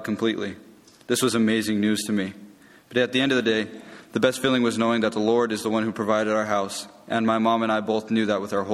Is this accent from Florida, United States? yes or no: no; California, United States; I grew up in California and have lived in the Inland Empire my whole life.